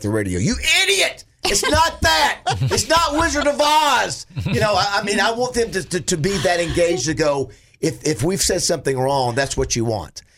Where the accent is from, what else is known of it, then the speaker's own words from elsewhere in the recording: Panama City, Florida, United States; now in Arkansas, United States; I'm an Arkansan, even though I was born in Panama City